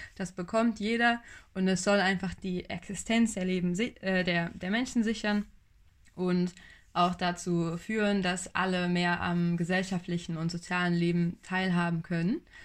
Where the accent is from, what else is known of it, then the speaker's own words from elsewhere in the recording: Buxtehude, Lower Saxony, Germany; bei uns in Buxtehude